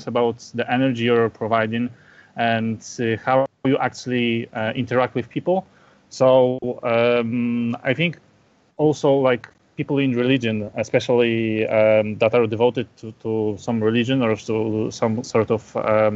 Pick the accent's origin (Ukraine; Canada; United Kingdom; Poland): Poland; I'm from Poland.